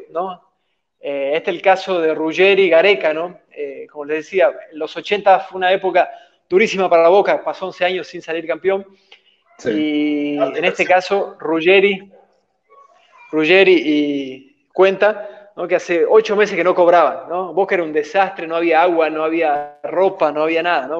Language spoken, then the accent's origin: Spanish; Bolivia; como bolivianos